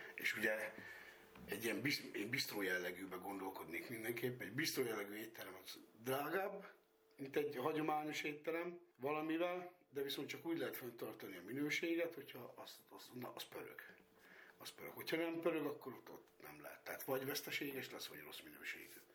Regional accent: Tiszabő, Jász-Nagykun-Szolnok, Hungary; én nagyon szeretem ezt a falut, én itt nőttem föl

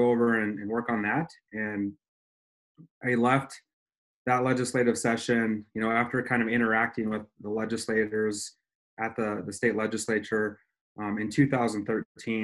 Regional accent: Ronan, Montana, United States; also born or lived in Missoula, Montana / Arizona; I grew up in Ronan, Montana, which is kind of a rural, definitely is rural Montana, and went to school there.

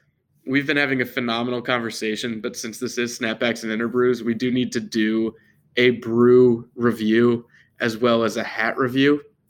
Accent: Durham, North Carolina, United States; my hometown of Durham, North Carolina

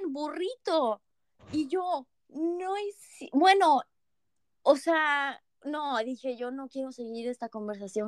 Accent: Mérida, Yucatán, Mexico; moved away as an adult; now in Canada; soy de Mérida

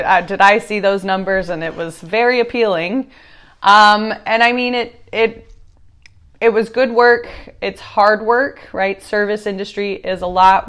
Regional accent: Austin, Texas, United States; I was born in Austin, Texas.

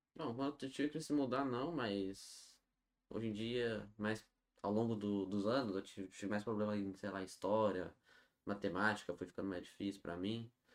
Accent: Nova Petrópolis, Rio Grande do Sul, Brazil; also born or lived in Novo Hamburgo; Eu nasci em Novo Hamburgo, mas nunca morei lá, só nasci no hospital mesmo. Sem morei em Nova Petrópolis

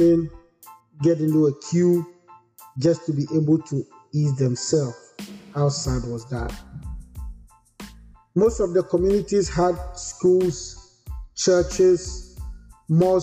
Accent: Koforidua, Eastern Region, Ghana; moved away as an adult; now in United States; My maternal family settled at Kofodia in the Eastern region, and that is where I was born and lived.

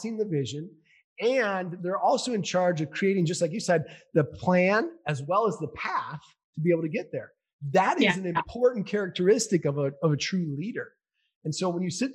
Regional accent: Minnesota, United States; I grew up in Minnesota. I grew up playing hockey

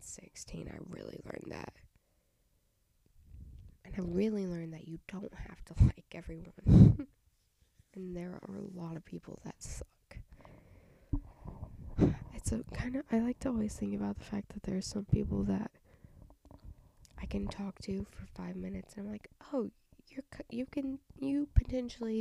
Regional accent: Southern United States, United States; accent: country accent, southern twang

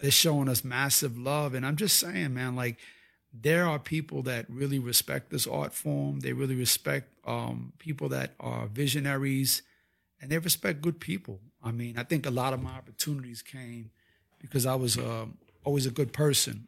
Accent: Puerto Rico; us being Puerto Ricans

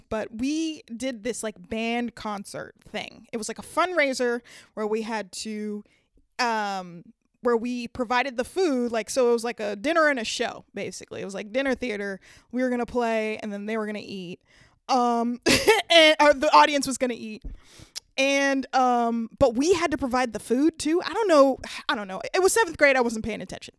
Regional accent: Downey, California, United States; now in San Francisco, United States; Growing up in L A, um, was pretty great. I'm not gonna lie. Um, I actually lived in the suburbs, um, of a t, a city called Downey, Downey, California

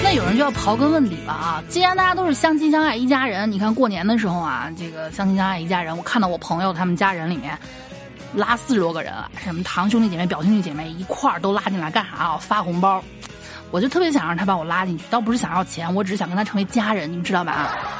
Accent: northern China, China; 因为我从小是在北方这个文化下训抄长大的

